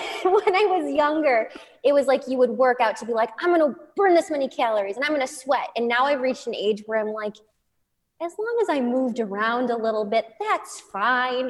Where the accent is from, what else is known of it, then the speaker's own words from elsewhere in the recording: Midwest, United States; moved away; I grew up in the Midwest